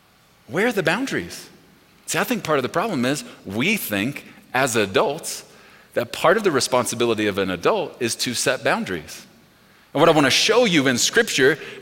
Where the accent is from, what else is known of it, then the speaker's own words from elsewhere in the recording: Texas, United States; We are from Texas